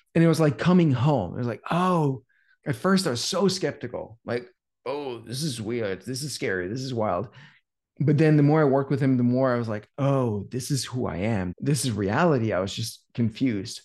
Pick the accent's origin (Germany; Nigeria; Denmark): Denmark; moved away as an adult; now in United States; I'm from Denmark. We had a sauna in my house growing up